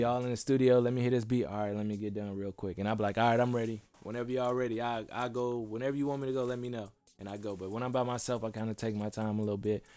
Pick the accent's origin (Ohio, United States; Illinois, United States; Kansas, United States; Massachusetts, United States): Illinois, United States; Bellwood; moved away as an adult; also born or lived in Chicago, United States / Atlanta, United States; now in California, United States; I'm from Chicago. Uh, I moved out of the inner city when I was young, and we moved all over the place, and we landed up in Bellwood. Mm-hmm. Um, and I lived there majority of my life